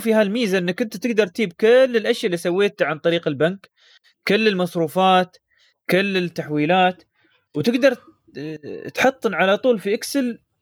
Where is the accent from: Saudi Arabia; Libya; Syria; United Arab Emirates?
United Arab Emirates; عندنا في الامارات